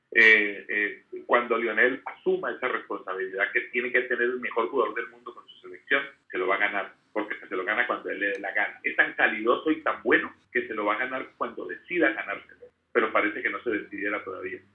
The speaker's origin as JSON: {"language": "Spanish", "country": "Colombia", "said": "me caracteriza como colombiano"}